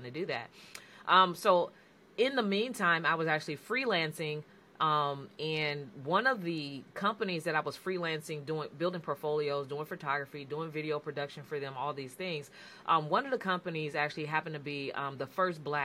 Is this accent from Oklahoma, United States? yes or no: no; San Francisco Bay Area, California, United States; I'm from the San Francisco Bay Area